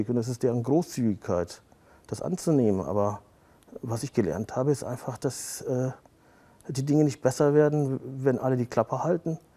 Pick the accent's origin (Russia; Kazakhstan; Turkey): Turkey; weil ich genau wusste, dass wenn ich als Türke über Rassismus spreche, dass mir das schaden wird